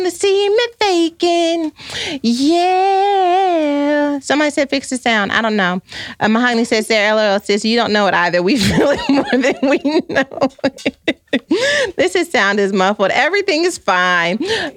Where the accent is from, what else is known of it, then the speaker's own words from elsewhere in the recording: Texas, United States; I grew up in Texas and I used to listen to 106.1 Kiss FM as well